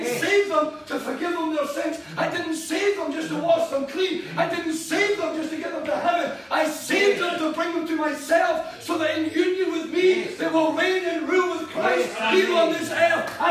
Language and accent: English; Scotland, United Kingdom; I am a citizen of this nation, our beloved land, Scotland. I'm Scottish.